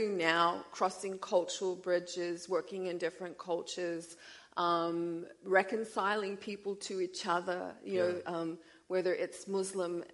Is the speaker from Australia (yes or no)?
yes; Australia; moved away as an adult; also born or lived in South Africa; I came from Australia. That's where the accent is from. I was raised in what I would say was a non-color conscious environment.